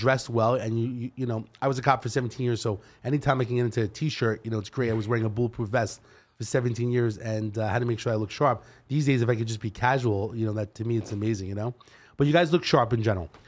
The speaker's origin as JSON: {"language": "English", "town": "New York City", "region": "New York", "country": "United States", "accent": "Brooklyn style", "moved": "as an adult", "lives_now": "Henderson, United States", "said": "I'm from New York and I've been here twenty-one years."}